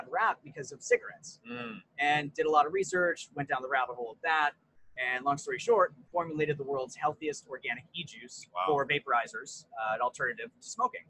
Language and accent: English; United States; moved away as an adult; also born or lived in New York / Colorado; now in Vancouver, Canada; I grew up in a mix of New York and Colorado.